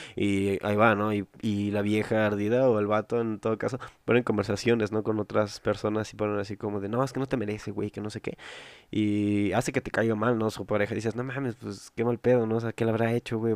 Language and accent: Spanish; Mexico; yo soy de México